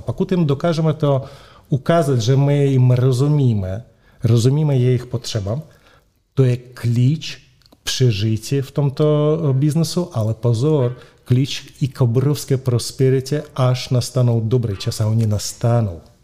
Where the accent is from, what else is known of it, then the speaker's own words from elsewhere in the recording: Moscow, Russia; accent: Russian; Czech is a second language; now in Prague, Czechia; sice jsem Španěl, ale s ruským příjmením, eh, rodák z Moskvy, s ruským eh, přízvukem